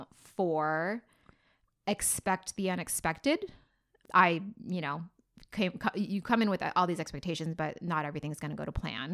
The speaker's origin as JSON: {"language": "English", "country": "Philippines", "said": "I'm Filipino"}